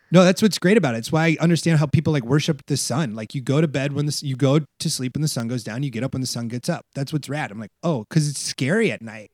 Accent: Iowa, United States; now in Los Angeles, United States; I'm from Iowa

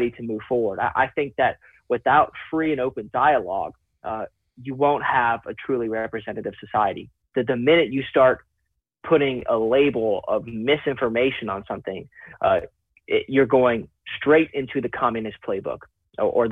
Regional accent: United States; I am fundamentally American in all aspects

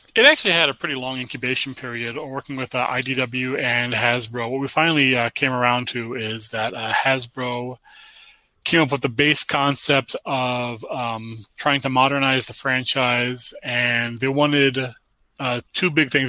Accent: United States; I was born in America, 1978

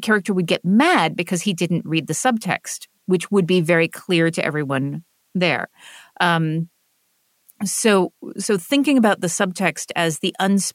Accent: the American South, United States; So I come from the American South, which is what is called a high context region.

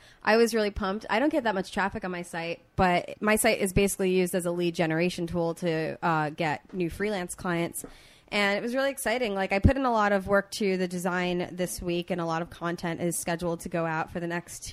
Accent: Long Island, New York, United States; moved away; I'm from New York. I'm from Long Island

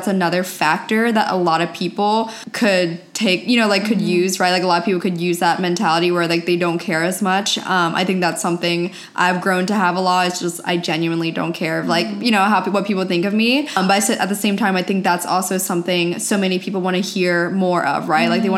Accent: East Coast, United States; now in California, United States; I'm originally from the East Coast and I moved out to California about 4.5 years ago.

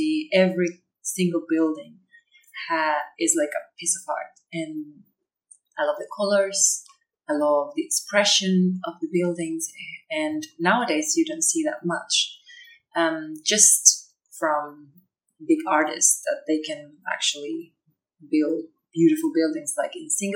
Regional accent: Chile; English is a second language; now in Darwin, Australia; I'm from Chile, originally. Okay. But I'm living in Darwin at the moment

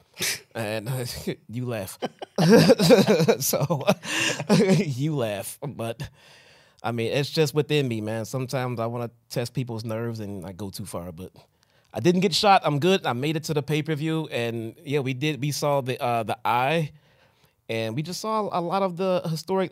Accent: Chicago, Illinois, United States; I'm from Chicago

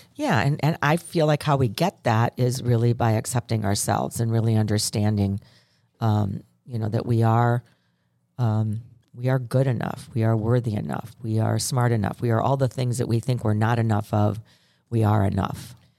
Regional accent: Ireland; I'm Irish

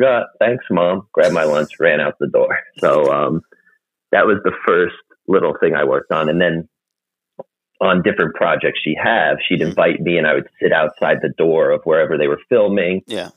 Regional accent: New Jersey, United States; I'm from New Jersey, and I primarily work right outside of the New York area.

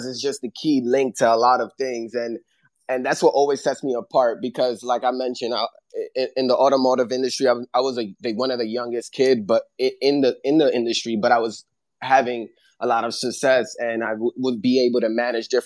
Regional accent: New York, United States; I'm from New York, so I feel like I've been adapted to a lot of different cultures

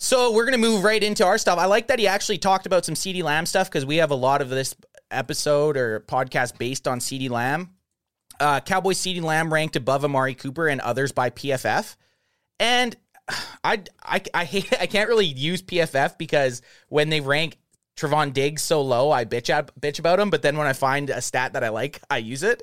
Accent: Canada; We're from Canada

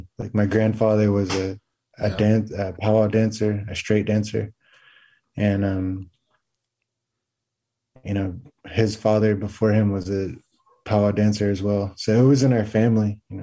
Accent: Oklahoma, United States; I am from the Comanche Nation and the Second Fox Nation of Oklahoma.

